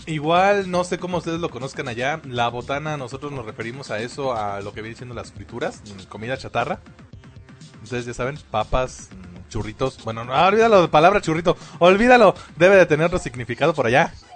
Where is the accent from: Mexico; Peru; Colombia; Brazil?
Mexico; aquí, lo que viene siendo la cultura mexicana